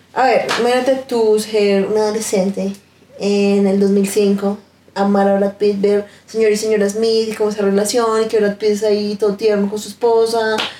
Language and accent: Spanish; Colombia; nosotros siendo colombianos